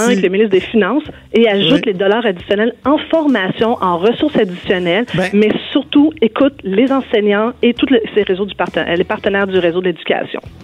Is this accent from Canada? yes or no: yes; Quebec, Canada; chez nous au Québec, le cours de FPS a existé pendant plusieurs années. Euh, moi-même, je l'ai suivi.